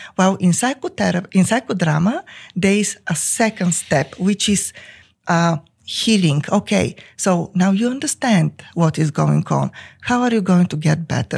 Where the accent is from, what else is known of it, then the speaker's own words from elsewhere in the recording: Bulgaria; English is a second language; moved away as an adult; now in United States; I came from Bulgaria with two master's degrees